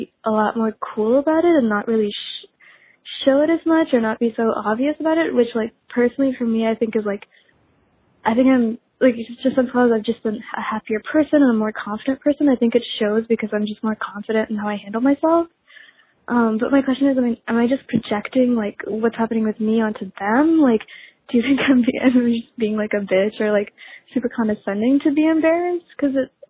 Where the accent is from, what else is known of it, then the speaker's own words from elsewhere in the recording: New Orleans, Louisiana, United States; I'm from New Orleans